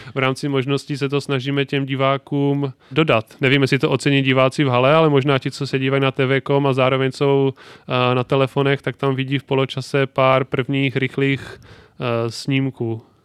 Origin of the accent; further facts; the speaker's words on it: North Moravia, Czechia; Tam v regionu, ve kterém jsem vyrůstal, na Severní Moravě